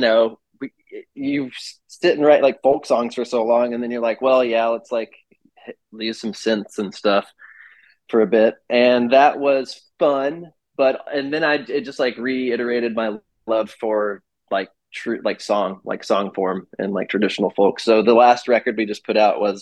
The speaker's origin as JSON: {"language": "English", "region": "Midwest", "country": "United States", "said": "I'm from the Midwest"}